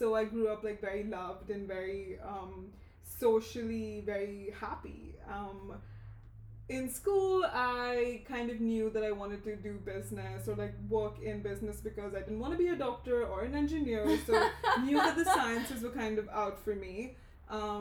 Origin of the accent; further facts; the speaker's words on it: Dubai, United Arab Emirates; also born or lived in Mumbai, India; now in New York City, United States; So I was born in Mumbai, India. I moved to Dubai, the UAE, when I was 3 years old. So Dubai is home for me. That's kind of where I grew up.